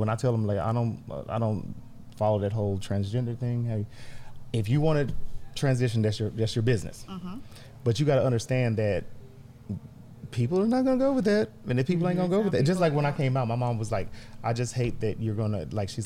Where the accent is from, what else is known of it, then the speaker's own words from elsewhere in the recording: Houston, Texas, United States; I was born and raised in Fifth Ward. I still live in Fifth Ward.